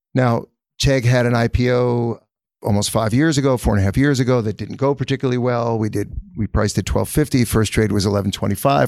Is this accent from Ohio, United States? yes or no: no; New York, United States; also born or lived in California; growing up in New York